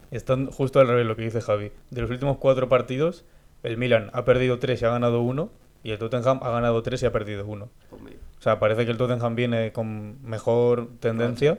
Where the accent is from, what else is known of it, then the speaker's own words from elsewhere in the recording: Spain; nota que somos españoles